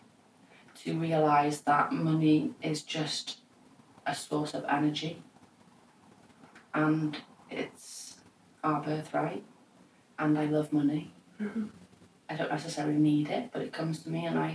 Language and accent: English; Wales, United Kingdom; also born or lived in Manchester; I moved to Wales from Manchester, and I don't know why, because I was just a tiny little child